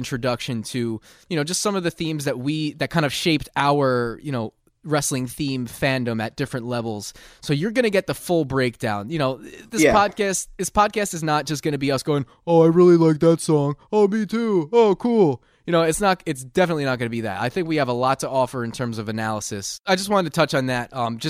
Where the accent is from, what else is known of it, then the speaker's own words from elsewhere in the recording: Long Island, New York, United States; I'm an Italian from Long Island